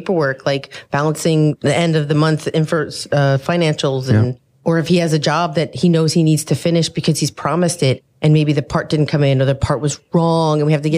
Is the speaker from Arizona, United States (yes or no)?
no; Long Island, New York, United States; moved away as an adult; now in Raleigh, United States; I was adamant about leaving New York because we grew up in New York